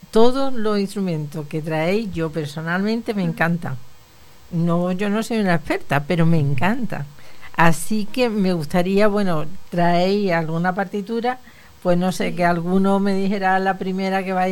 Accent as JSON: {"language": "Spanish", "town": "Badajoz", "region": "Extremadura", "country": "Spain", "lives_now": "Seville, Spain", "said": "soy extremeño, soy de Badajoz, pero estudio en, el Conservatorio Superior de Sevilla."}